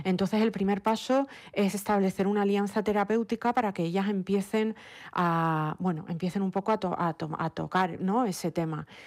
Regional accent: Lanzarote, Canary Islands, Spain; moved away as an adult; also born or lived in Madrid; now in New York, United States; Yo pues nací, mm, eh, me crié en Lanzarote, estudié mi carrera de psicología clínica en Madrid

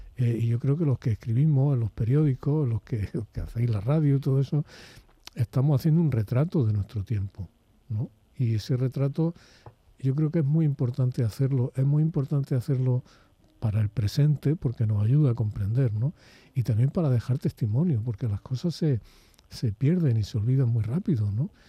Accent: Spain; los españoles durante la época de Franco

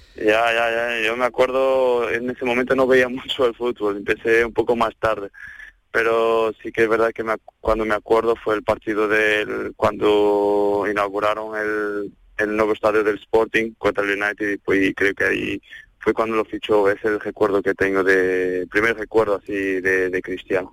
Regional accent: Portugal; Spanish is a second language; moved away as an adult; now in Seville, Spain; Yo estaba en el Maya, así un equipo de mm, un club de mi pueblo

